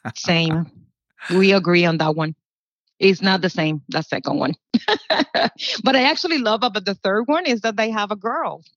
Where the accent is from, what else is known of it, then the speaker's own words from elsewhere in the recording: Puerto Rico; moved away as an adult; now in Orlando, United States; I'm from Puerto Rico, and I've been living in the United States. I moved directly from Puerto Rico to Orlando. And for me, in Puerto Rico, living my life there, we just were Puerto Ricans